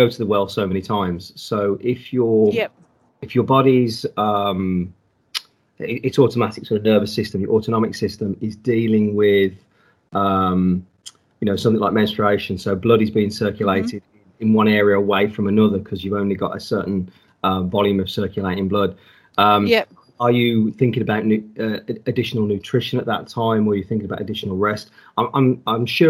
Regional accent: United Kingdom; being a Brit

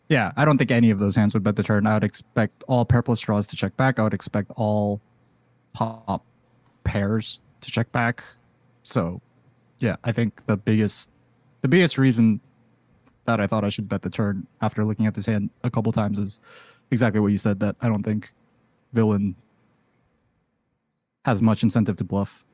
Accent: Boston, Massachusetts, United States

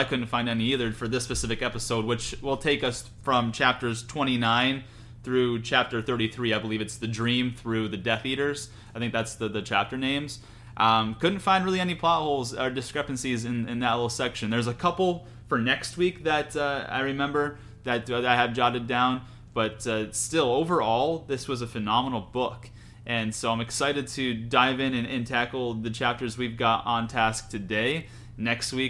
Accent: New York, United States; now in Florida, United States; I'm from New York

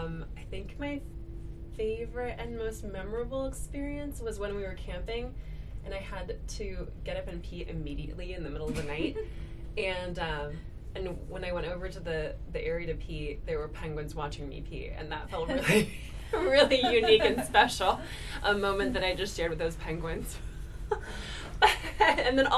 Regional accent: Detroit, Michigan, United States; I am from Detroit

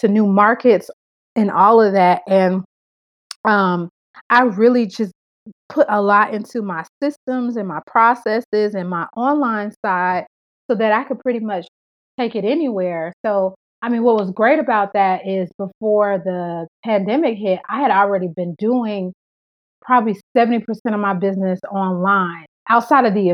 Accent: Atlanta, Georgia, United States; moved away as an adult; also born or lived in Memphis; now in Fort Lauderdale, United States; I'm born and raised in Atlanta. Atlanta will always be my home

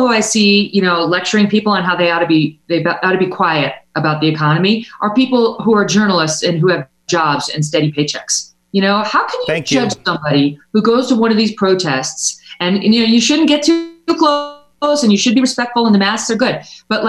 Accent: New York, United States; like, for example, my home state of New York.

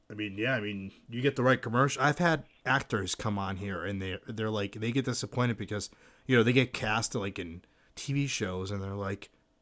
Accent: Massachusetts, United States; I'm from Massachusetts.

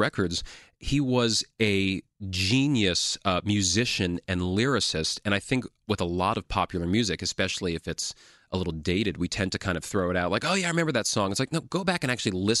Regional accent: New York City, New York, United States; I was born and raised here in Manhattan and went to high school in the city, New York City Public High School

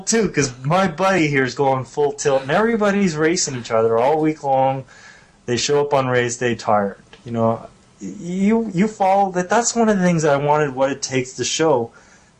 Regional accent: Canada; being a Canadian

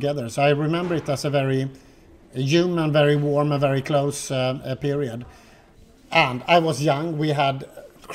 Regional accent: Gothenburg, Västra Götaland, Sweden; I'm brought up on the west coast of Sweden. I'm from Gothenburg.

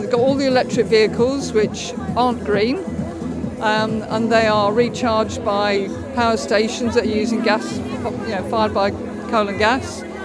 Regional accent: Stowmarket, East of England, United Kingdom; From Stowmarket in Suffolk

